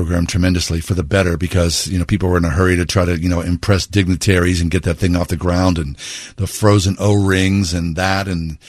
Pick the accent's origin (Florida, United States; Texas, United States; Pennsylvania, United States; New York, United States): Pennsylvania, United States; Pittsburgh; I grew up in Frick Park.